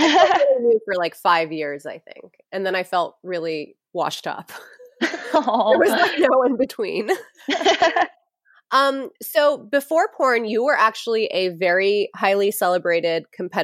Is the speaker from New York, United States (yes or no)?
yes; New York, United States; growing up in New York